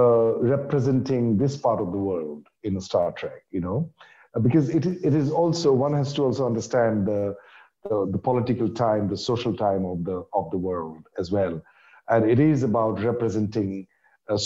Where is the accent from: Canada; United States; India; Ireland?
India; I'm from India